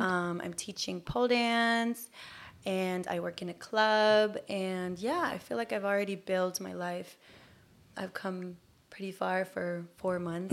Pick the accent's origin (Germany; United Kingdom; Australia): Germany; English is a second language; moved away as an adult; also born or lived in Bay Area, United States; now in Los Angeles, United States; I grew up in Germany, and I'm Turkish.